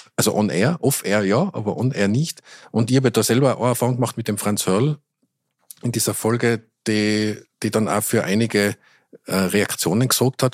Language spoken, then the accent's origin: German; Tyrol, Austria; accent: Tyrolean; now in Vienna, Austria; wenn ich länger in Tirol bin, wieder viel mehr ins Tirolerische verfall